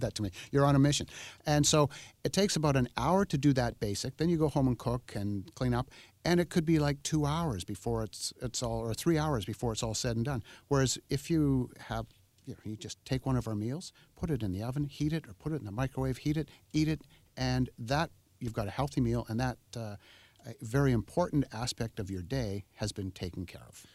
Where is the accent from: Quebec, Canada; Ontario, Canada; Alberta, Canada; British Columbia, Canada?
British Columbia, Canada; Oak Bay; I grew up in Oak Bay. I went to school in Oak Bay